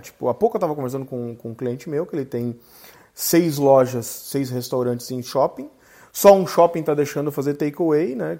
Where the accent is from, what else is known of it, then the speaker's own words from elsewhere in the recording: Gaúcho, Rio Grande do Sul, Brazil; orgulho de ser gaúcho